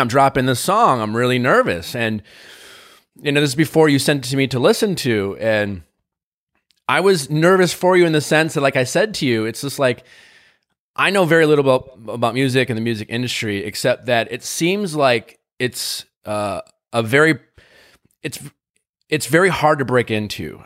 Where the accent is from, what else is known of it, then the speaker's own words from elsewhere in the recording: Wisconsin, United States; as a kid growing up in Wisconsin